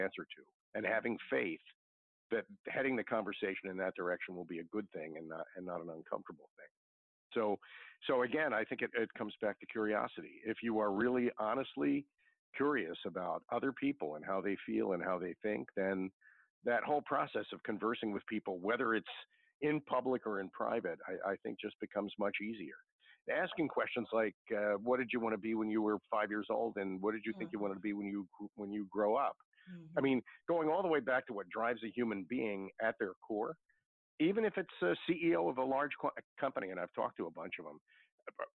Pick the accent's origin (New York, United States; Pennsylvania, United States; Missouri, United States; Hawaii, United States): Pennsylvania, United States; Philadelphia; growing up in South Philadelphia